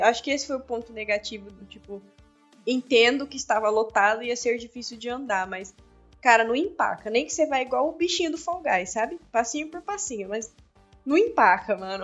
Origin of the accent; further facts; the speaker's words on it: São Paulo, Brazil; sou paulista